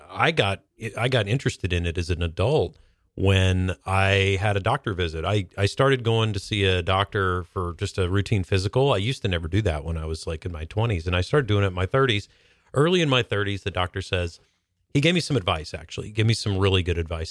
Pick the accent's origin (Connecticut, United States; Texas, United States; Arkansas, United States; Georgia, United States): Georgia, United States; North; now in Seattle, United States; I grew up in North Georgia